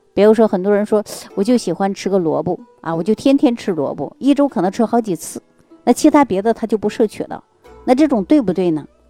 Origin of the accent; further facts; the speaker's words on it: Jilin, China; 我们老家的，呃，是吉林的